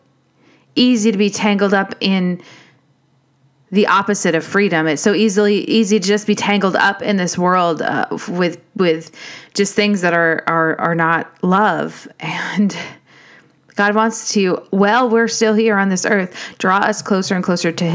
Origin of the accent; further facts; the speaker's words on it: United States; as an American